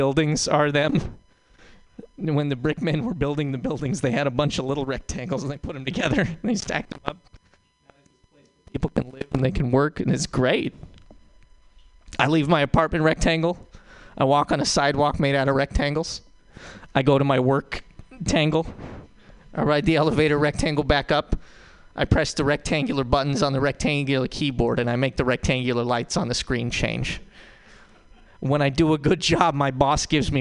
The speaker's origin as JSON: {"language": "English", "region": "Montana", "country": "United States", "moved": "yes", "lives_now": "San Francisco, United States", "said": "I'm not from San Francisco. I'm from Montana"}